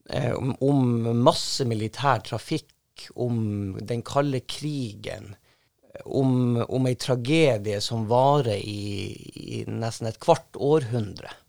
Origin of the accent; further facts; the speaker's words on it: Senja, Troms, Norway; Ute på gårdsplassen hjemme på Senja, var på tur inn i huset der jeg, der jeg bodde